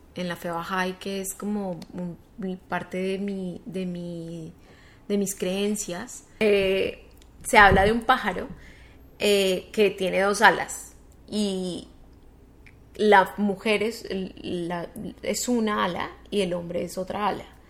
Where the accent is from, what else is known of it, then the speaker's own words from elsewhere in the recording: Colombia; moved away as an adult; also born or lived in United States; llegué como con muchas ganas de hacer cosas en Colombia, en mi país